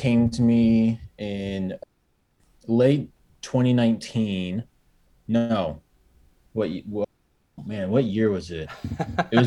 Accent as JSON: {"language": "English", "region": "Arizona", "country": "United States", "moved": "yes", "said": "I'm from Arizona"}